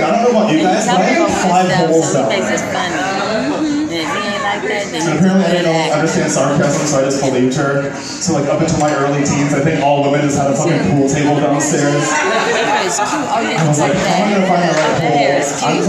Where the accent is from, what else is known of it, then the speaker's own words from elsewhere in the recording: Midwest, United States; I grew up in a pretty like strict Christian household in the Midwest